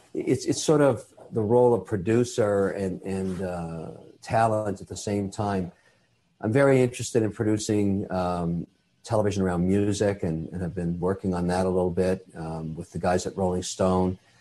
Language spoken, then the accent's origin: English; Canada; I'm a Canadian citizen. I'm also Irish